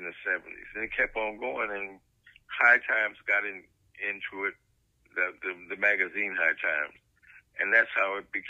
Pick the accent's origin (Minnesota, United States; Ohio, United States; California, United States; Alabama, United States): Ohio, United States; Cleveland; also born or lived in Cincinnati, Ohio; I was born in Cincinnati and raised in Cleveland